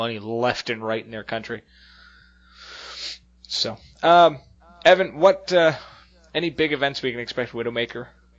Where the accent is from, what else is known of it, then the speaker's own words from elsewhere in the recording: the Maritimes, Canada; we're from the Maritimes